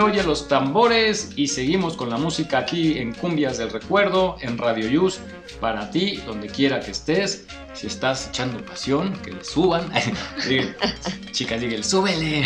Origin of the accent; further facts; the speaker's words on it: Mexico; aquí andamos como mexicanos saliendo adelante